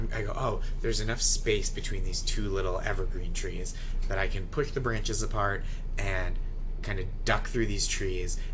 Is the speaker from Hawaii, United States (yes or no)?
no; Stoneham, Massachusetts, United States; I grew up in Stoneham, Massachusetts